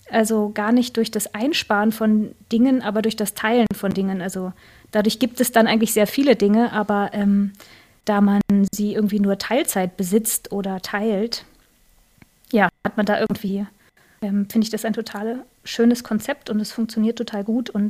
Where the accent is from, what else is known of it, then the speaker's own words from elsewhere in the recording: Northern Germany, Germany; Also ich, äh, ich komme auch aus Norddeutschland, aber ich bin hier sozusagen ähm, hin migriert.